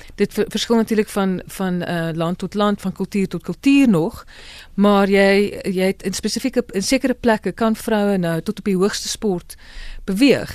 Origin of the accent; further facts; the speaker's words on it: South Africa; ons ook as Afrikaners